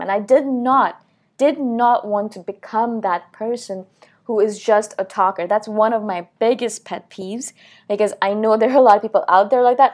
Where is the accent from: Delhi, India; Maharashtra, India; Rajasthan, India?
Delhi, India; New Delhi; moved away; I'm from India originally, I was born in New Delhi